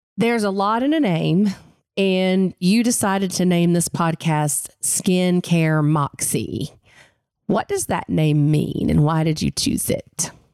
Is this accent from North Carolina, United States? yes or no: yes; Western North Carolina, United States; I grew up in the mountains of Western North Carolina